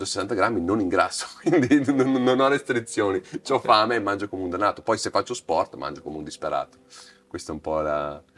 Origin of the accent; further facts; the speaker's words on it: Veneto, Italy; non fumo bere da Veneto, mi toglierete la cittadinanza veneta, ma ormai non bevo più tanto